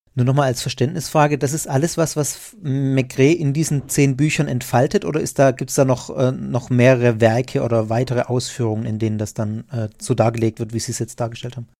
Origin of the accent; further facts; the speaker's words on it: Germany; als Deutsche